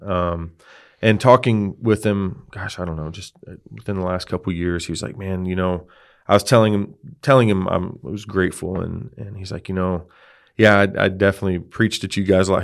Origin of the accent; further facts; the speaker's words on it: Texas, United States; I grew up in Texas. Um, I'm a Texas guy. Uh, I was born in the very southern tip